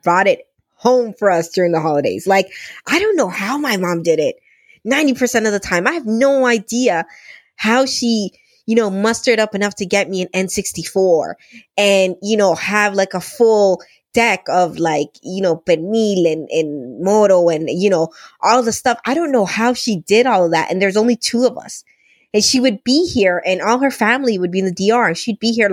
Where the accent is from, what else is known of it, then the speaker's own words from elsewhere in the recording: Canada; I'm Canadian bacon